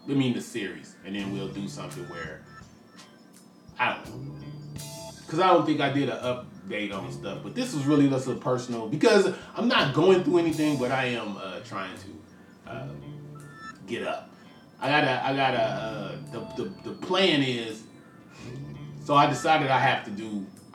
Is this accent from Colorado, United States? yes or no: no; Richmond, California, United States; a rapper from Richmond, California